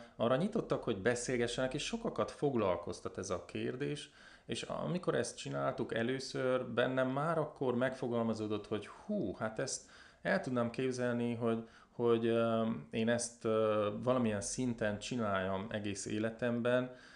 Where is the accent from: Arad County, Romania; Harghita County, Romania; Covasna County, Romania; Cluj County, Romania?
Covasna County, Romania; Covasna; also born or lived in Brașov; én a kovásznai származású vagyok, kovásznán nőttem fel.